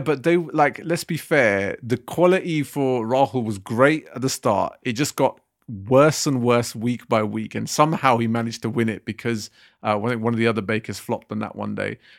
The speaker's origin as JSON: {"language": "English", "region": "London", "country": "United Kingdom", "said": "I'm from West London"}